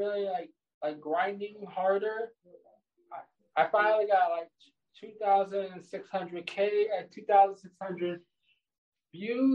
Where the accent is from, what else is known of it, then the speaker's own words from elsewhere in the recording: New York, United States; I'm from the state of New York